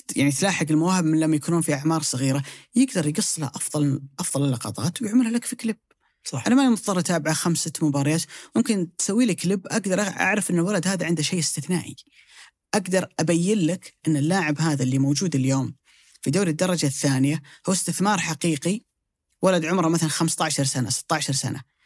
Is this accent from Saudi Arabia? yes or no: yes; Saudi Arabia; عندنا في السعوديه